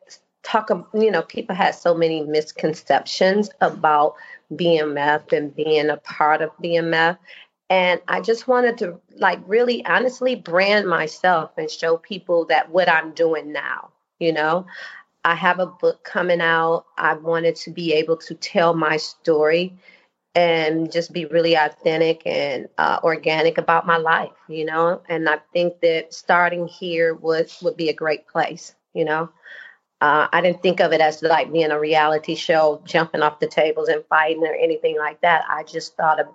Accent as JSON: {"language": "English", "town": "Detroit", "region": "Michigan", "country": "United States", "said": "I'm from Detroit, Michigan"}